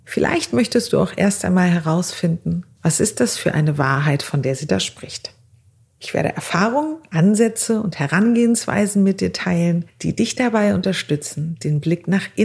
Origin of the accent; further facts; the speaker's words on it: Azerbaijan; now in Germany; Ich bin 40 Jahre alt, armenischer Abstammung und ich wurde aber in Aserbaidschan geboren und bin dort in ganz, ganz einfachen Verhältnissen groß geworden.